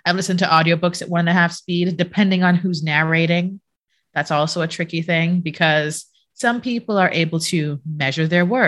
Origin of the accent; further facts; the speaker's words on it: Jamaica; moved away as an adult; I was born and raised in Jamaica. I left there when I was in my 20s.